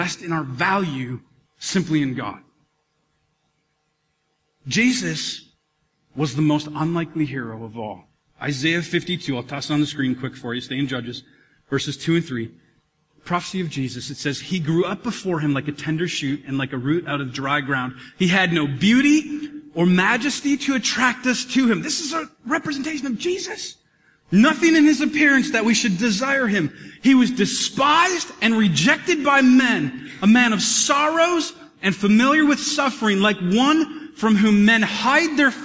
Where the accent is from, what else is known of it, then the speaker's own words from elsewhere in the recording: Minnesota, United States; We're all Minnesotan